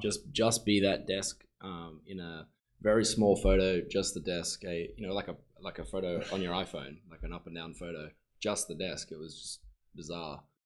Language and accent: English; Sunshine Coast, Queensland, Australia; I'm from the Sunshine Coast, where it's a lot more chill version of the Gold Coast